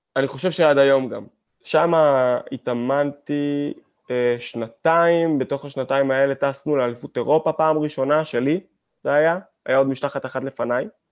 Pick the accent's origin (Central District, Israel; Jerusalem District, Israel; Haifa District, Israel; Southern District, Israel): Haifa District, Israel; Hadera; אני גדלתי בחדרה